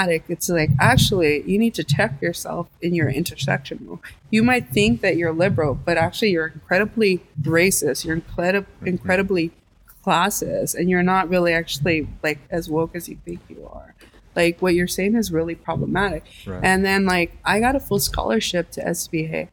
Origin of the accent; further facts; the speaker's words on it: Los Angeles, California, United States; also born or lived in New York; I was from LA. I was born and raised in Boyle Heights, and then, you know, also East